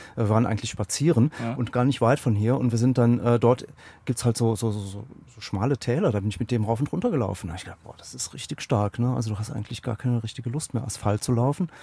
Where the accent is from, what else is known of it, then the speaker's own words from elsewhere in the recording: Aachen, North Rhine-Westphalia, Germany; gebürtiger Aachener